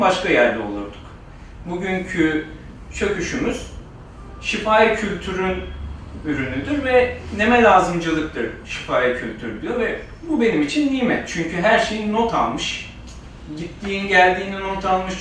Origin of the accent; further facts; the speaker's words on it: Balıkesir, Turkey; moved away; also born or lived in Istanbul; ben Balıkesir'de büyüdüm.